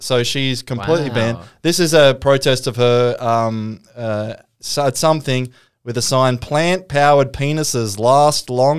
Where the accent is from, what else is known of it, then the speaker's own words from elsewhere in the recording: Newcastle, New South Wales, Australia; I am from Newcastle.